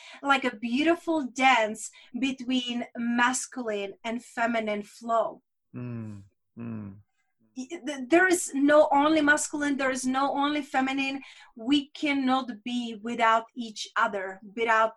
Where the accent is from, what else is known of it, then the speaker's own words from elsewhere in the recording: Czechia; first language Czech; English is a second language; my native language in Czech